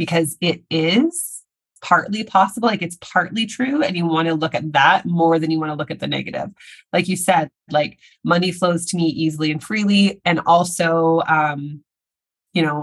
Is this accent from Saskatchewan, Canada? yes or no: yes; Saskatchewan, Canada; now in Vancouver, Canada; I'm in Canada where I live doesn't get very cold, but I'm from Saskatchewan. Yes, Saskatchewan